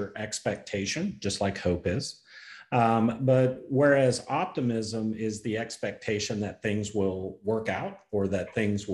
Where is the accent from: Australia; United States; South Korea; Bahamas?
United States; Oklahoma; I'm from Oklahoma